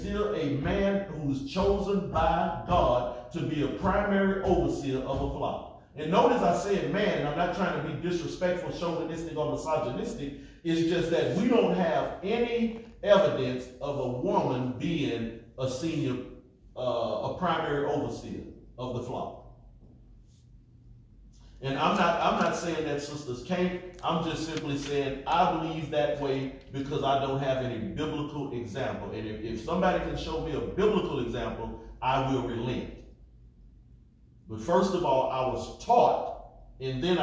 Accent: United States; we was raised in America

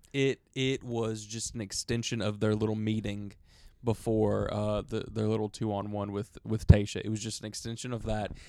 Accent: Alabama, United States; we're from Alabama

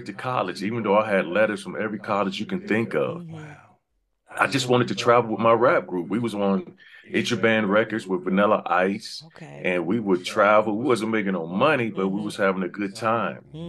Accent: Dayton, Ohio, United States; moved away as an adult; now in Los Angeles, United States; I'm originally from Dayton, Ohio. I've been out here in LA for 23 years

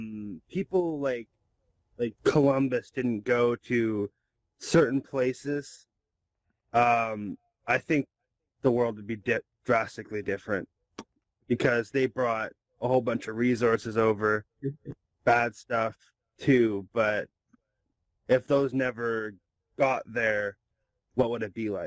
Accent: Canada; And I'm just Canadian.

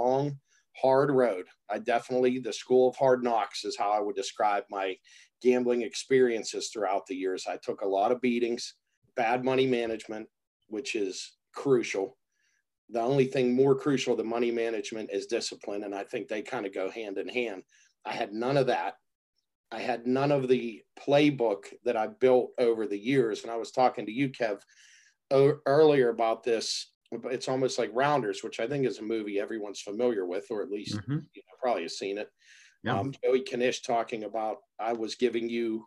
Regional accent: Pittsburgh, Pennsylvania, United States; also born or lived in Turtle Creek, Pennsylvania; I'm from Pittsburgh, born and raised. Still live in Pittsburgh, little town called Turtle Creek, Pennsylvania.

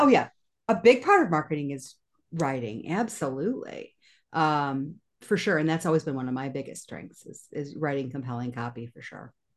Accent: Kalamazoo, Michigan, United States; moved away as an adult; also born or lived in New York; I decided to move my family back to my hometown of Kalamazoo, Michigan

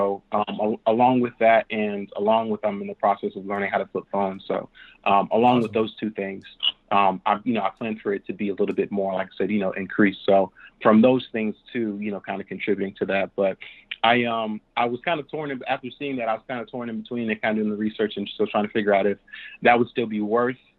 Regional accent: South Carolina, United States; I'm from South Carolina, actually

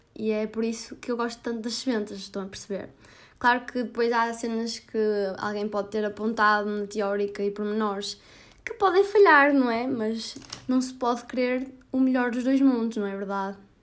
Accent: Porto, Norte, Portugal; minha terrinha natal, que é o Grande Porto

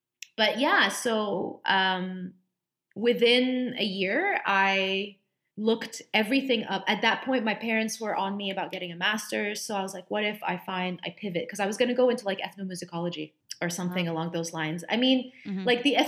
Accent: Dubai, United Arab Emirates; My grandparents, my Egyptian grandparents, I grew up with them in Dubai

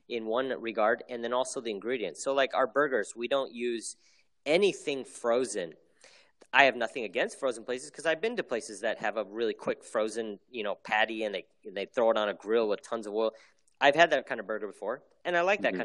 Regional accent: United States; I'm Korean American

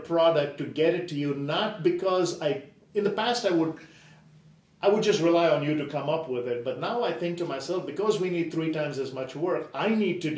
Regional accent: India; moved away; I grew up in India

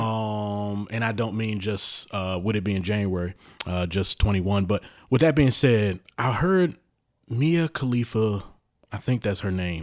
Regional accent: Baltimore, Maryland, United States; I've been around predominantly black people growing up in Baltimore

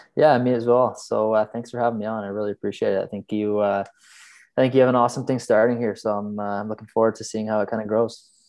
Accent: Canada; moved away as an adult; now in Sweden; as a Canadian

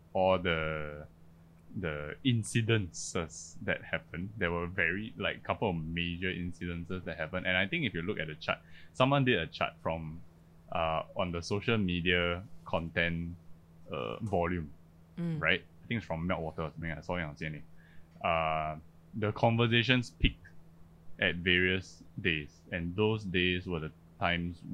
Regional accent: Singapore; also born or lived in Malaysia; I was born in Malaysia. I'm pretty much raised Singaporean

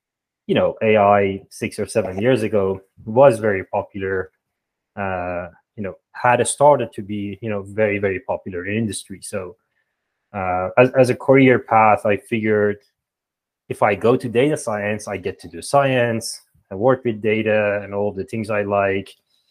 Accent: Iran; moved away as an adult; now in Toronto, Canada; I'm from Iran originally, and there we have this, countrywide entrance exam to get to university

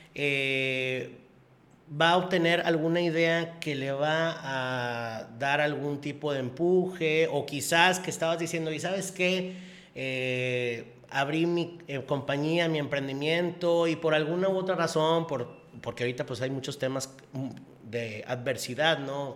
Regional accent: Monterrey, Nuevo León, Mexico; yo nací aquí en Monterrey y yo vivo aquí en Monterrey

